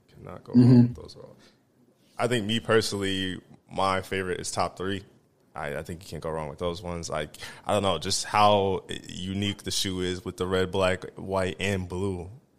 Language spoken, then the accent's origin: English; Midwest, United States; we're from the Midwest, so we ain't really got the luxuries.